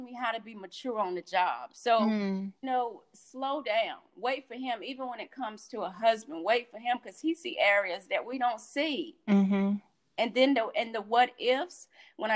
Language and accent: English; Sanford, North Carolina, United States; moved away; in my hometown. I'm from Sanford, North Carolina